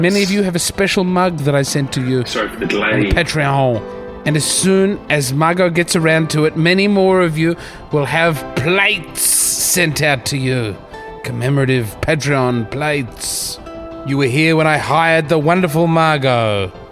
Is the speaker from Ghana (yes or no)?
no; Adelaide, South Australia, Australia; my hometown of Adelaide